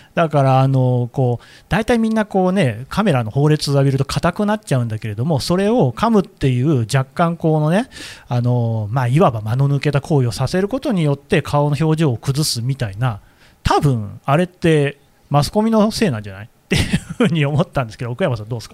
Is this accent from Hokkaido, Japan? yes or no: no; Nagoya, Aichi, Japan; now in Tokyo, Japan; 私は、あの、名古屋出身なんですよね。